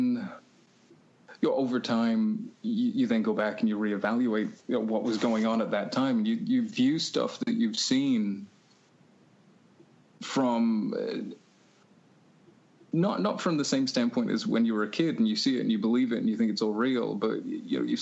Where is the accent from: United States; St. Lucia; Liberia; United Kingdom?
United Kingdom; England; growing up in England